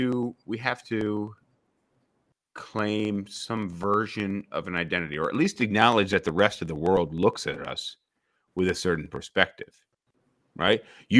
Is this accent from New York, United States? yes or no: yes; suburbs outside of Albany, New York, United States; I grew up as a white person in a very white community. James and I both grew up in the suburbs outside of Albany, New York, majority white. But I, you know, through my parents, who their parents were immigrants, I'm Swedish, I'm French Canadian